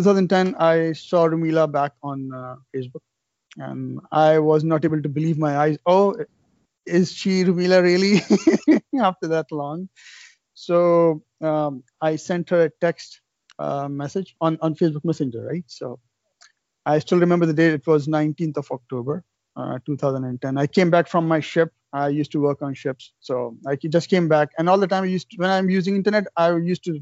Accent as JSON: {"language": "English", "country": "Pakistan", "tie": "born or raised there", "moved": "as an adult", "lives_now": "Canada", "said": "I'm from Pakistan"}